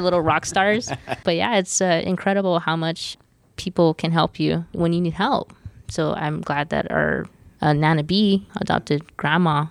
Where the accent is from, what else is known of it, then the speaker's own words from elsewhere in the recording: Los Angeles, California, United States; We're born and raised in East Los Angeles.